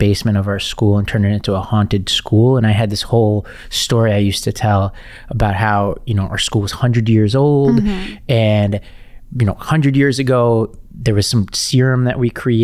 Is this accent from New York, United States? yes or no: yes; New York City, New York, United States; where I grew up in Staten Island